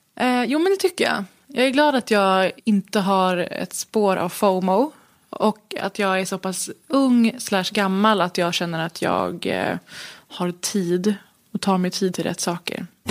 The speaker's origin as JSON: {"language": "Swedish", "town": "Stockholm", "region": "Stockholm County", "country": "Sweden", "tie": "born or raised there", "said": "jag är ju född i Stockholm"}